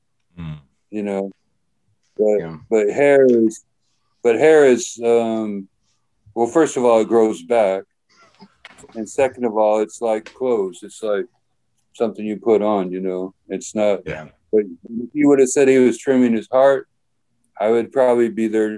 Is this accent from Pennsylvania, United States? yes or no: no; Manhattan, Kansas, United States; also born or lived in Lawrence, Kansas; I was born in Manhattan, Kansas, about an hour away